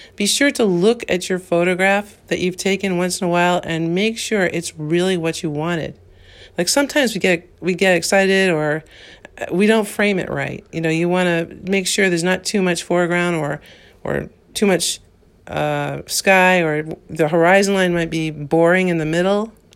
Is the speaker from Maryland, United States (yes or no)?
no; New Hampshire, United States; I'm from New Hampshire, again, I, I just wanted to reiterate I'm from New Hampshire